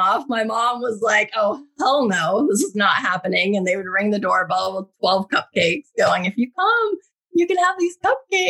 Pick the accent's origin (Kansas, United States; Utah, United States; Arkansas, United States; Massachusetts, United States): Utah, United States; now in Santa Monica, United States; growing up in Utah, there's a different perspective, I think, especially not being Mormon. I grew up very Catholic